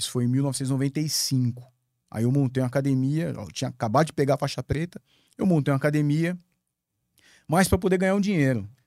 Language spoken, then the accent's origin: Portuguese; Rio de Janeiro, Brazil; Eu, eu sou carioca, né? Eu não tenho, apesar de eu não ter sotaque, eu sou do Rio de Janeiro. Minha família toda é de lá.